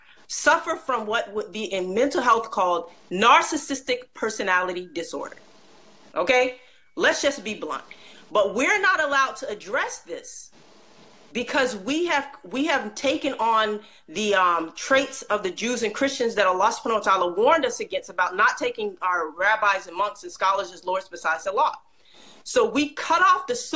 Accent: United States; also born or lived in Egypt / Saudi Arabia; I'm African American.

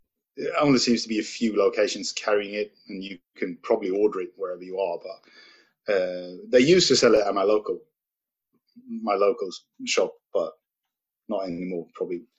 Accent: Stockholm, Stockholm County, Sweden; moved away as an adult; also born or lived in Thailand; I'm at my house or my apartment in the southern regions of Stockholm, Sweden, my hometown.

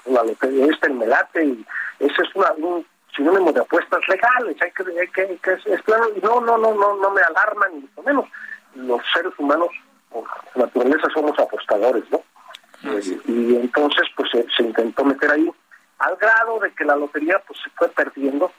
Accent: Guanajuato, Mexico; yo soy guanajuatense

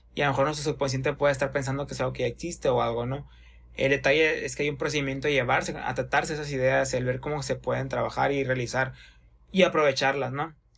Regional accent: Hermosillo, Sonora, Mexico; somos de Hermosillo, Sonora

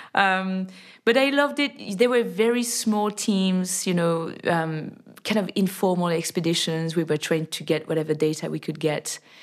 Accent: near Annecy, French Alps, Auvergne-Rhône-Alpes, France; I was born in the French Alps, in the lovely town of Annecy. And I grew up in a, in a very small village nearby

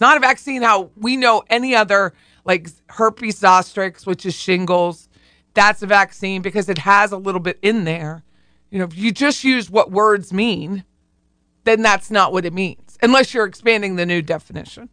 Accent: Pennsylvania, United States; I'm from Pennsylvania

